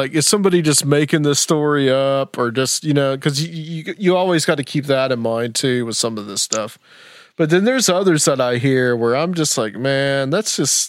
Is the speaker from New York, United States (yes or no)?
no; Tennessee, United States; I grew up in Tennessee